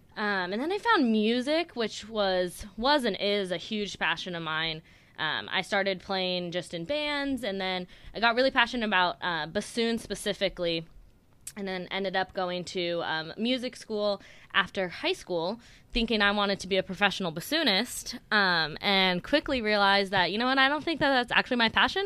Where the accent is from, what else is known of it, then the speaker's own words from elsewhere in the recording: Sacramento, California, United States; I grew up out in Sacramento, in California, born and raised